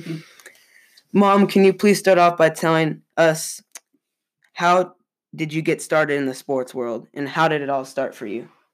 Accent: Boise, Idaho, United States; also born or lived in San Jose, California; I am 14 years old, about to enter the ninth grade. I was born in San Jose, California, and I moved to Boise, Idaho in 2016 with my brother, sister, and my parents

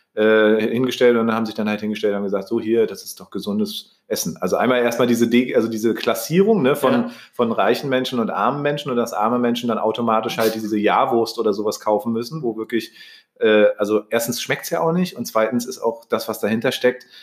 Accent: Germany; wurde ich hier zum Beispiel geboren in Deutschland

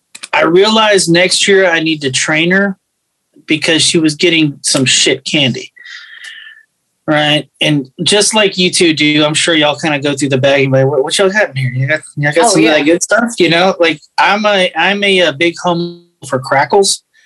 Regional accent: Houston, Texas, United States; also born or lived in Fort Lauderdale, Florida; I grew up in the part of Houston that is 99.9% Hispanic

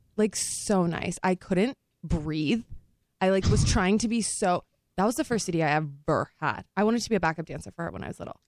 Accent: Texas, United States; moved away; also born or lived in Louisiana; I'm from Texas

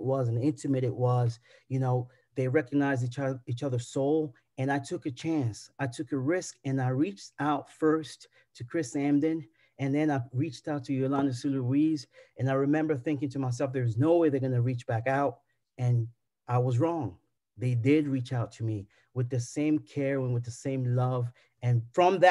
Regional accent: South Africa; And I grew up in South Africa

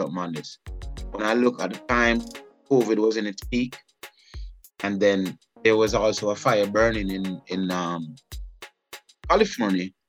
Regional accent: Jamaica; moved away as an adult; now in Atlanta, United States; Being a Jamaican

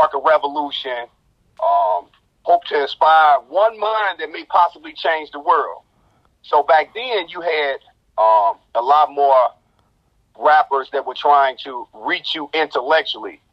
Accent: Chicago Heights, Illinois, United States; from the Heights

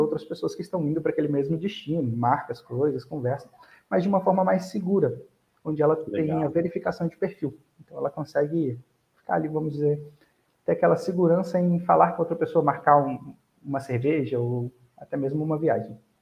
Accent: Armação dos Búzios, Rio de Janeiro, Brazil; also born or lived in Goiânia; Eu nasci em Goiânia, mas cresci, passei toda a minha vida praticamente em Búzios, no Rio de Janeiro

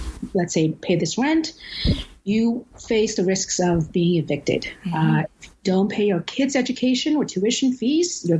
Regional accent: China; moved away as an adult; now in Vancouver, Canada; I grew up poor in China in the 80s

